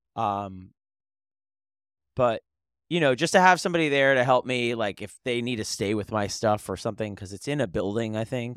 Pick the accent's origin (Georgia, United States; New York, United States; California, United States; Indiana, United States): New York, United States; also born or lived in Philadelphia / Delaware; as a New Yorker